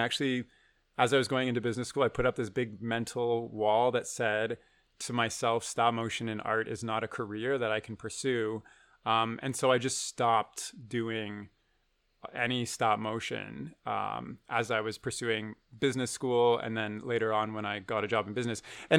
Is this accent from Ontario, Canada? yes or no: yes; Waterloo, Ontario, Canada; I grew up in Waterloo, which is not a small town, but like there's no film industry, there's no animation industry.